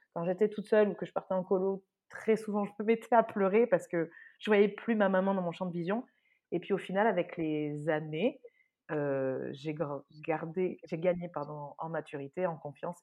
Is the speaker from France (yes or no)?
yes; Saint-Justin, Nouvelle-Aquitaine, France; moved away; j'ai grandi dans le sud-ouest, dans un tout petit village de 1000 habitants